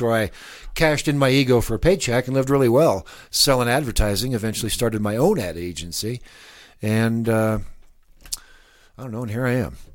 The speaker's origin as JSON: {"language": "English", "town": "Lincoln", "region": "Nebraska", "country": "United States", "tie": "born or raised there", "also_born_or_lived": "Miami / New Mexico", "moved": "as an adult", "lives_now": "Albuquerque, United States", "said": "I grew up in Lincoln. I spent the first twenty-two years there"}